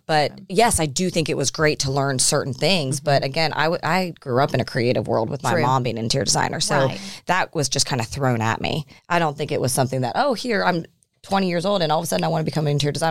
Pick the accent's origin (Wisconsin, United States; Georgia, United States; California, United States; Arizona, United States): Georgia, United States; Atlanta; also born or lived in Pittsburgh, Pennsylvania; now in Nashville, United States; I was born in Pennsylvania, but when, I was born in Pittsburgh, and then I moved down to Atlanta when I was like two.